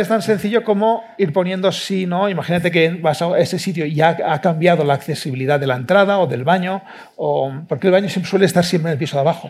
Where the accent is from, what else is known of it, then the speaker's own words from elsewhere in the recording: Barcelona, Catalonia, Spain; yo también soy de Barcelona